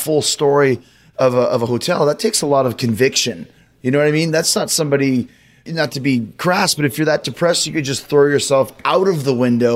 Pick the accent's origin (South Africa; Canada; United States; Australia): Canada; I grew up in Canada